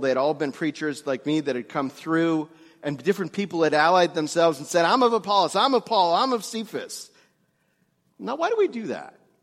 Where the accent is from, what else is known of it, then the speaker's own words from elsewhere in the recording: New York, United States; moved away; also born or lived in Greensburg, Pennsylvania; I grew up Jewish in New York